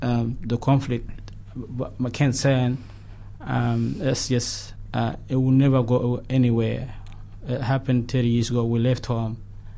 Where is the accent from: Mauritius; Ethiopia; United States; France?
Ethiopia; Tigray; moved away as an adult; now in New Zealand; here at Aotearoa, New Zealand. … I'm from Tigray. Myself, I was in conflict in some state in the 80s. So as I came as a refugee about 14